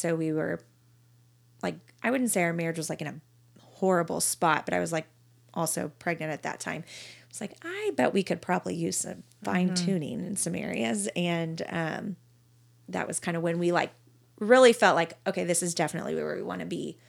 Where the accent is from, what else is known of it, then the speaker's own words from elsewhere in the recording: Colleyville, Texas, United States; In Colleyville.